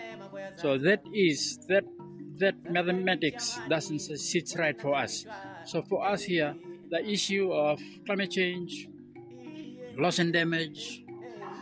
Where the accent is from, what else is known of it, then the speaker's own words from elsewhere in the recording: Fiji; I come all the way from the Fiji Islands, from Fiji, from the South Pacific.